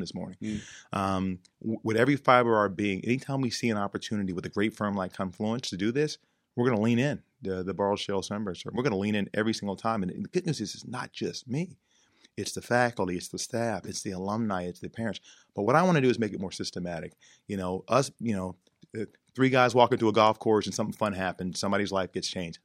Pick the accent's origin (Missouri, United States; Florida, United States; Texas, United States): Texas, United States; now in Pittsburgh, United States; in my home state of Texas